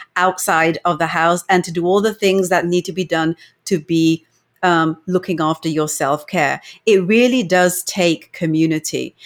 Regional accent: England, United Kingdom; moved away as an adult; now in Canada; I was born and brought up in England

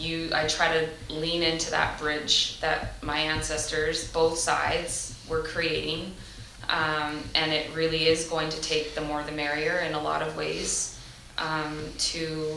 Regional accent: Canada; And there is privilege in the sense that we're born Canadian, or we have a Canadian passport

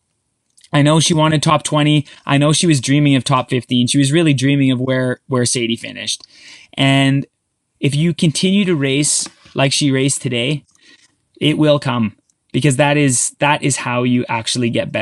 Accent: Canada

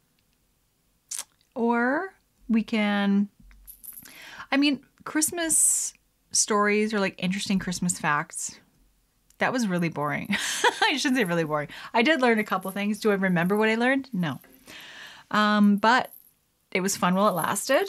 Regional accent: Canada; I'm Canadian

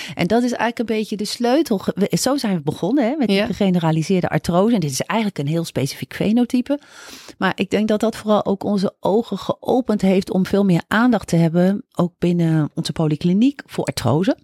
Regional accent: Groningen, Netherlands; moved away as an adult; ik ben opgegroeid, nou, zelfs geboren en ook eh, getogen op de basisschool en op de middelbare school in Groningen.

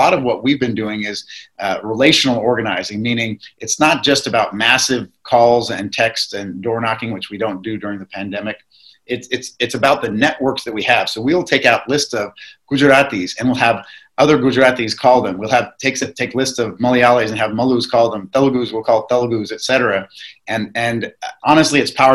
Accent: Sugar Land, Texas, United States; the kid that was me growing up here

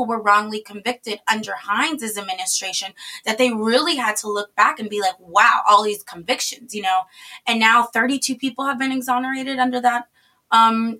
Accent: Florida, United States; now in New York, United States; Florida, my home state

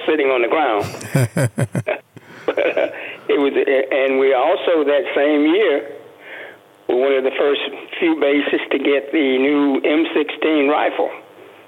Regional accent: Andalusia, Alabama, United States; moved away as an adult; also born or lived in Tampa, Florida / California / Korea; now in Las Vegas, United States; I'm from a small town in Alabama called Andalusia

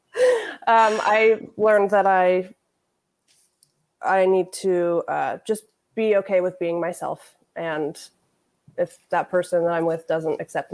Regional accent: Seattle, Washington, United States; moved away as an adult; now in Portland, United States; I'm originally from Seattle, but I've lived in Portland mostly since I was 18.

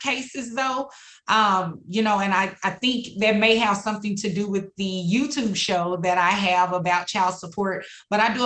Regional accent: Dallas, Texas, United States; also born or lived in Houston, Texas; I was born and raised here in Dallas, specifically in Oak Cliff

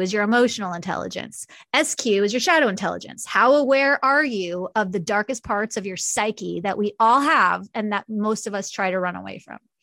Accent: New York, United States; now in Kansas City, United States; I'm from New York originally

